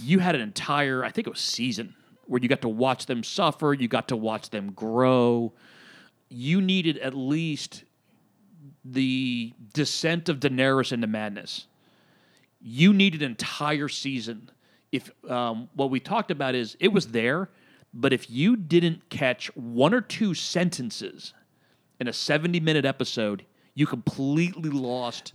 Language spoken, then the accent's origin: English; Reading, Pennsylvania, United States; moved away as an adult; my hometown of Reading, Pennsylvania